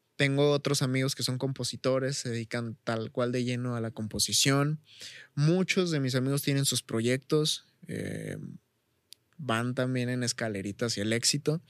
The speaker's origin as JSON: {"language": "Spanish", "town": "Chavinda", "region": "Michoacán", "country": "Mexico", "said": "aquí en mi pueblo, aquí en Chavinda"}